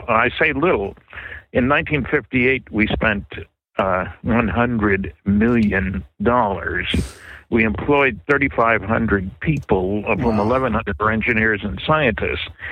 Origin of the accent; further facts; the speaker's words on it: New Jersey, United States; also born or lived in California; now in Fredericton, Canada; I grew up in New Jersey